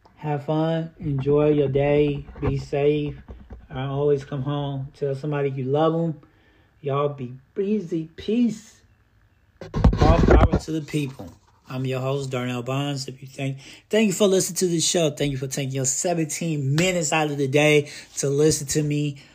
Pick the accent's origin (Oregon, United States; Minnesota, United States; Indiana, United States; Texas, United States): Indiana, United States; I'm from Indiana